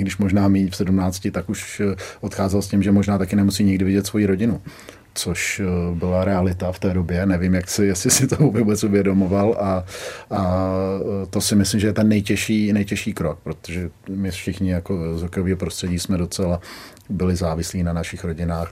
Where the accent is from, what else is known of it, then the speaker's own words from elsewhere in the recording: Litoměřice, Ústí nad Labem Region, Czechia; also born or lived in Kladno; já jsem z Litoměřic, což je na severu Čech